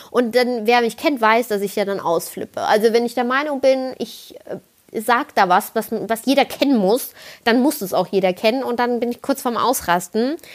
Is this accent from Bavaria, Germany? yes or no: no; Kaiserslautern, Rhineland-Palatinate, Germany; accent: Palatinate; now in Stuttgart, Germany; da wurde ich tatsächlich relativ schnell als Pfälzer identifiziert und das hat mich völlig verrückt gemacht weil in Kaiserslautern galt ich noch als die, die so, wow, super klares Hochdeutsch gesprochen hat.